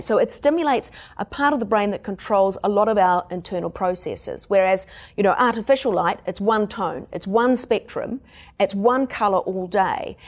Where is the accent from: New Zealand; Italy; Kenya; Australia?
New Zealand; accent: Kiwi; my Kiwi accent